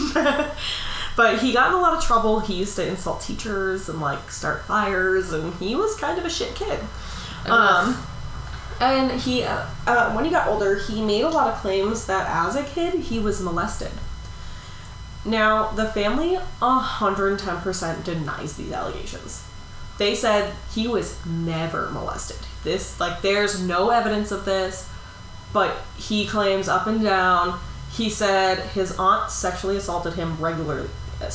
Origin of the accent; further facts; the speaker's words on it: Massachusetts, United States; moved away; being from Massachusetts